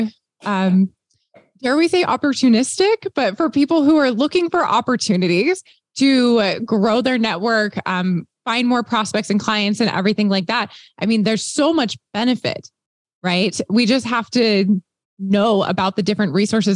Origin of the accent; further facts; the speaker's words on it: Texas, United States; I grew up in Texas